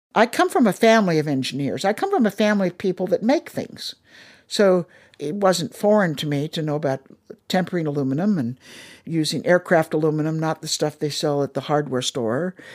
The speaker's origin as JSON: {"language": "English", "region": "Minnesota", "country": "United States", "also_born_or_lived": "Darmstadt, Germany", "moved": "yes", "lives_now": "Washington, DC, United States", "said": "I'm from Minnesota"}